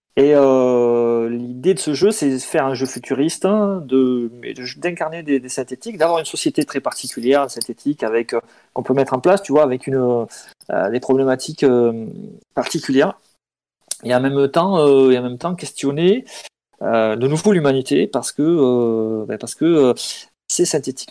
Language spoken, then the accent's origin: French; Pyrénées-Orientales, Occitania, France; j'ai grandi dans les Pyrénées-Orientales